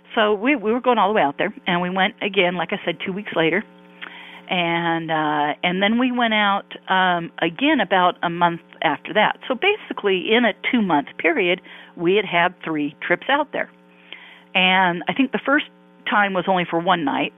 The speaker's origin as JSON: {"language": "English", "town": "Palos Verdes", "region": "California", "country": "United States", "tie": "born or raised there", "also_born_or_lived": "Santa Monica, California / Irvine, California", "lives_now": "Newport Beach, United States", "said": "I grew up in Southern California, uh, in Palos Verdes to be exact"}